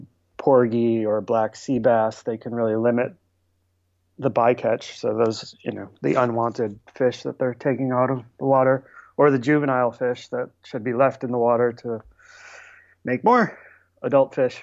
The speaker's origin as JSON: {"language": "English", "town": "Buffalo", "region": "New York", "country": "United States", "tie": "born or raised there", "moved": "yes", "lives_now": "New York City, United States", "said": "I grew up in Buffalo, New York, so other side of the state."}